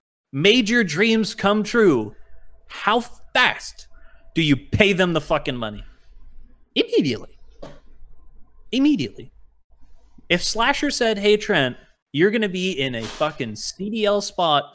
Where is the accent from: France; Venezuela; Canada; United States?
Canada; we're Canadian